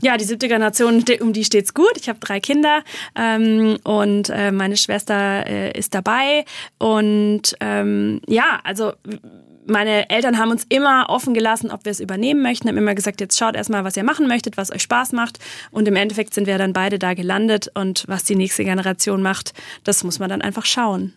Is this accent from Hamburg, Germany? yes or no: no; Black Forest, Baden-Württemberg, Germany; bei uns im Schwarzwald